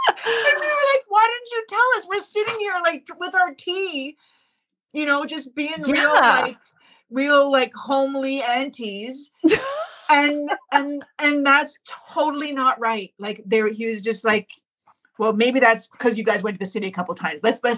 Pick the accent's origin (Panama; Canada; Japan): Canada; Like, the fact is we are still Canadian, you know, going down to Tulsa.